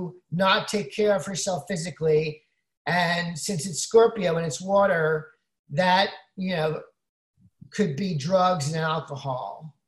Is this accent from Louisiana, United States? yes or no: no; Brooklyn, New York, United States; I'm from Brooklyn.